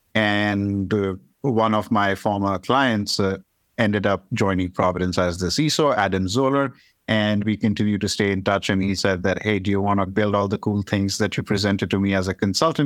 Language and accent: English; India; moved away; I am from India